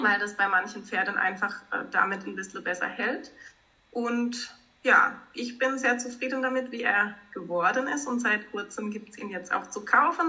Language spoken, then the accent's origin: German; Baden-Baden, Baden-Württemberg, Germany; Ich komme aus Baden-Baden, habe dort auch einen Kutschbetrieb